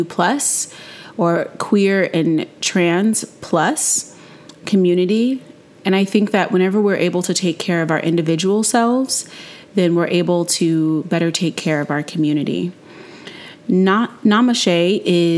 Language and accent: English; North Carolina, United States; I'm a non-binary person born and raised in North Carolina